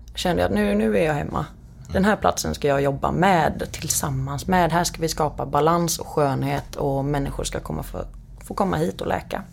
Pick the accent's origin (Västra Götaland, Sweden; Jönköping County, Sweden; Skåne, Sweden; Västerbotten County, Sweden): Västra Götaland, Sweden; Partille; now in Ljungskile, Sweden; jag växte upp utanför Göteborg i en liten ort som heter Partille